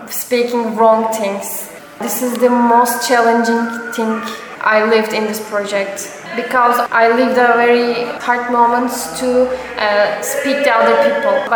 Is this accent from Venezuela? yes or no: no; Istanbul, Turkey; I'm coming from Turkey, Istanbul. I'm studying at conservatory in opera singer department in Istanbul. Uh, I'm 25 years old.